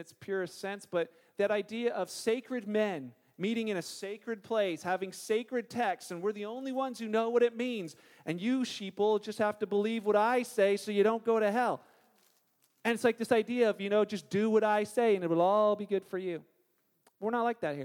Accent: Canada; we're Canadian

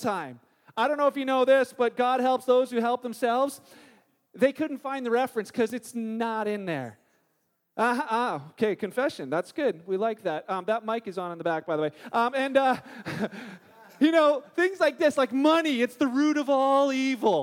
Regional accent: Canada; we're Canadian

